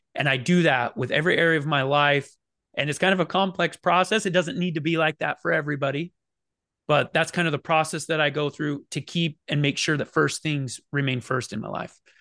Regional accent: Oregon, United States; moved away; also born or lived in Phoenix, Arizona; I grew up in Oregon, but I could walk. It's you know a quarter of a mile across the river to to Idaho

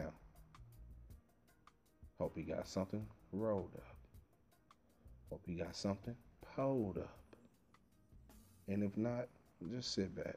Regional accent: Terrell, Texas, United States; born or raised there

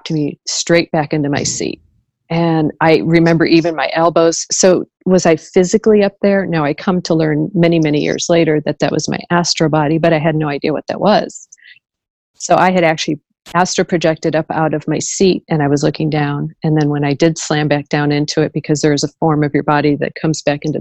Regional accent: St. Louis, Missouri, United States; I was born and raised in the Midwest, St. Louis, Missouri.

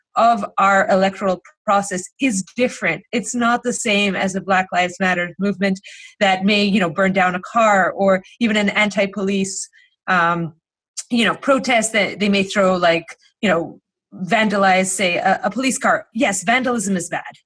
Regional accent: Greece; now in United States; I grew up in Greece

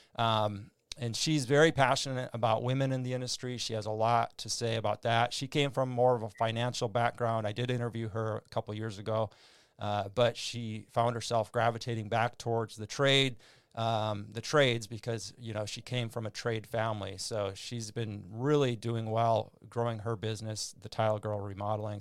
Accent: Red River Valley, Minnesota side, United States; moved away; also born or lived in North Dakota / California; I was born in, in the Red River Valley on the Minnesota side, so it was just a river separating the, the towns

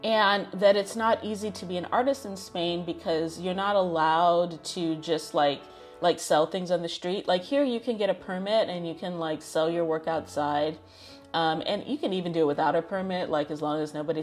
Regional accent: United States; being born and raised in America

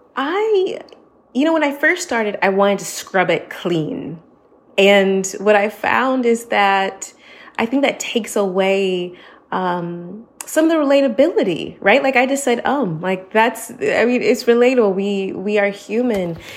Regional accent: United States; moved away as an adult; now in Barcelona, Spain; I am an American that is based in Barcelona, Spain

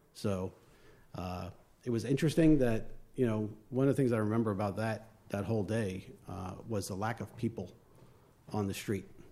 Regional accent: Long Island, New York, United States; accent: northern; moved away; also born or lived in West Babylon / West Islip; I'm from New York, uh, Long Island, um, born and raised

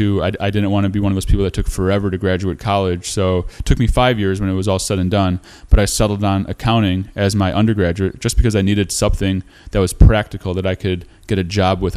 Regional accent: Chicago, Illinois, United States; also born or lived in Skokie, Illinois / Lincolnwood, Illinois; Yeah, born and raised in the Chicago area.

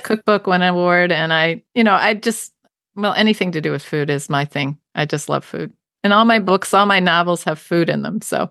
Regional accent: Baltimore, Maryland, United States; now in New Hampshire, United States; I grew up in Baltimore, which is known for its seafood and crabs especially

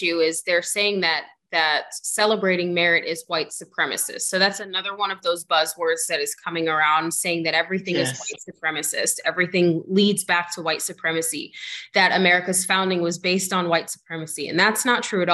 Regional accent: Lawton, Oklahoma, United States; moved away; growing up, I lived in Lawton, Oklahoma, which is a very small rural town

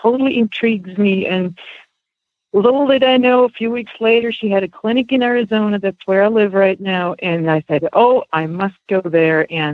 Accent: Switzerland; moved away as an adult; now in United States; I am originally from Switzerland. That's where I grew up

